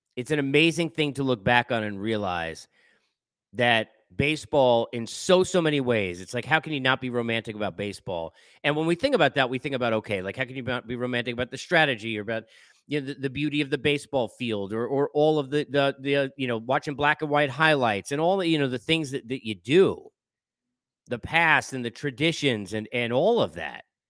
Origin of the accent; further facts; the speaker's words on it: Long Island, New York, United States; Living in New York and growing up in Long Island